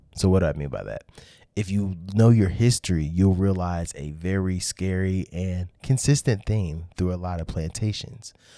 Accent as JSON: {"language": "English", "town": "Kansas City", "region": "Missouri", "country": "United States", "said": "I'm from Kansas City"}